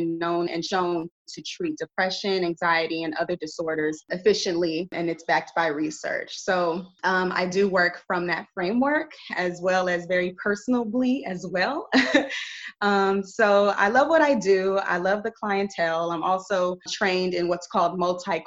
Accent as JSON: {"language": "English", "town": "Carson", "region": "California", "country": "United States", "tie": "born or raised there", "moved": "as an adult", "lives_now": "Arizona, United States", "said": "I'm originally from Los Angeles County, Los Angeles, California, in Carson, California. Whoop, whoop, anybody knows about the South Bay. that is where I was born and raised."}